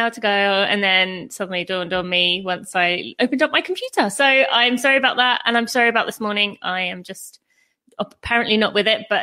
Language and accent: English; United Kingdom; moved away as an adult; now in United States; I am British, but as we've kind of gone over, I live in America.